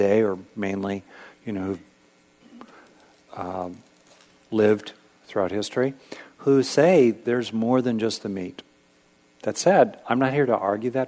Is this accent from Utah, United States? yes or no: no; California, United States; I grew up in California